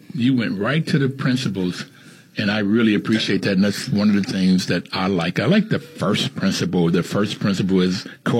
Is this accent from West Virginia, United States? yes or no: yes; Bluefield, West Virginia, United States; moved away; I grew up in Bluefield, West Virginia, where my father worked on a railroad. My grandfather worked in the mines, and I got my first pair of shoes when I went to the first grade.